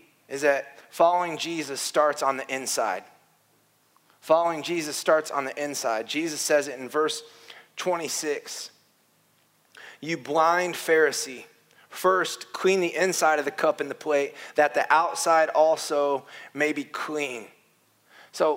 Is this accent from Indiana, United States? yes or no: yes; Warsaw, Indiana, United States; moved away; I grew up in Warsaw Wesleyan, a strict conservative church in northern Indiana.